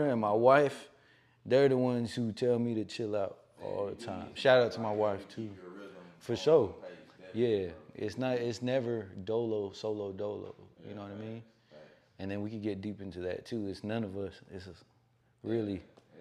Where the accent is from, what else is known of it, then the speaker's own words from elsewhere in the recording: the Bay Area, California, United States; I grew up in the Bay